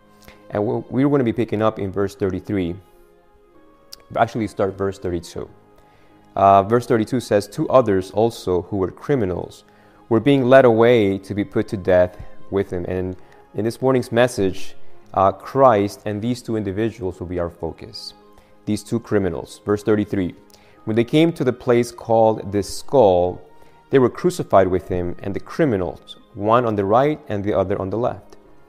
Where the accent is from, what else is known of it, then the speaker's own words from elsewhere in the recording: Argentina; English is a second language; I am from Argentina originally.